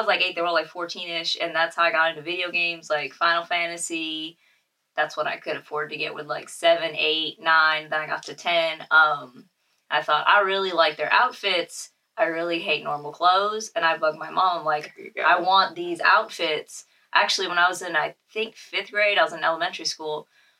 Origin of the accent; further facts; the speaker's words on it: Hollywood, Florida, United States; also born or lived in Naples / Orange City / Puerto Rico; I grew up in Hollywood, Florida, South Florida, mm-hmm. Naples, other side of South Florida, Orange City. And then I was like 1.5 years when I was in my teens in Puerto Rico.